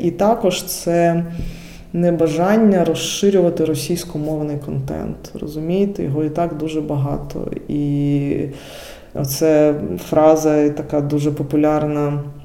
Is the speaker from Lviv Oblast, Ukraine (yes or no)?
no; Dnipro, Dnipropetrovsk Oblast, Ukraine; moved away as an adult; now in Germany; я з Дніпра, і цей регіон він був більш російськомовним.